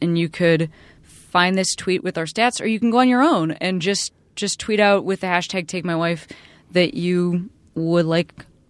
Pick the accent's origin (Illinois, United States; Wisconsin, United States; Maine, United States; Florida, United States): Illinois, United States; Chicago; Because I am also from Chicago and I'm currently sweeping